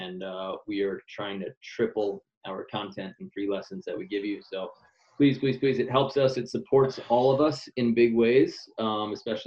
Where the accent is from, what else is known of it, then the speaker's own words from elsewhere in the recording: New York, United States; now in Hermosa Beach, United States; I'm from Queens, New York